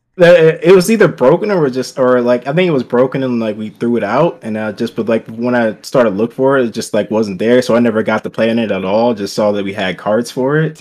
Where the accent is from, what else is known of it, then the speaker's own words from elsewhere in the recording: Cleveland, Ohio, United States; now in Columbus, United States; grew up in Cleveland, born born there, raised there, pretty much up until, like, eighteen.